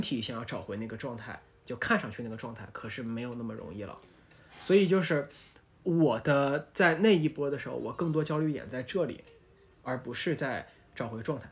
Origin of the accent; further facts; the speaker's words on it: Taiyuan, Shanxi, China; now in Shanghai, China; 然后当时我们太原那边